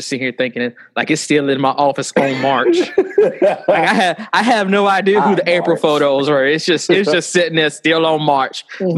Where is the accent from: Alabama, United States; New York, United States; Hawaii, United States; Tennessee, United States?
Alabama, United States; I'm from Alabama